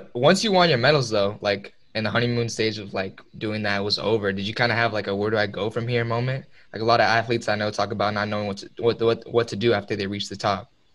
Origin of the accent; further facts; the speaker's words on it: Dallas, Texas, United States; Me and Judd are from Dallas, Texas